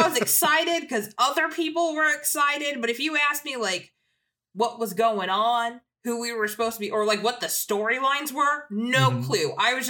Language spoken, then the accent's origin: English; Fort Bragg, North Carolina, United States; I grew up in North Carolina at Fort Bragg, North Carolina.